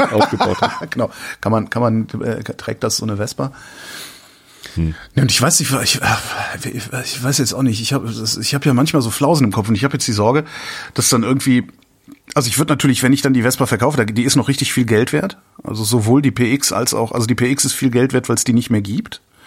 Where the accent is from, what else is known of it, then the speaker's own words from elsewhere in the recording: Cologne, North Rhine-Westphalia, Germany; moved away; da, wo ich herkomme, also Köln